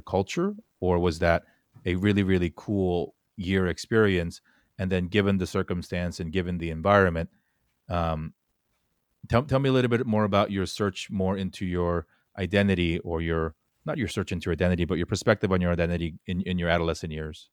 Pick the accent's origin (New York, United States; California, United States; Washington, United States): California, United States; I grew up at a place in Fort Lauderdale, California that was, like, super Korean